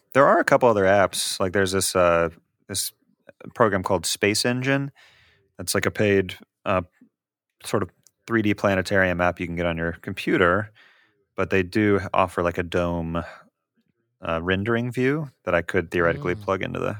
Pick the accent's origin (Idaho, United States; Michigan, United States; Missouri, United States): Missouri, United States; Kansas City; I hail from Kansas City, or at least the star system Kansas City, I guess, in our meta game here.